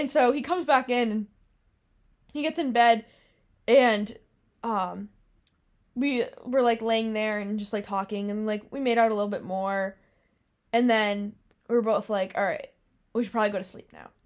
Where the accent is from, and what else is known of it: Massachusetts, United States; moved away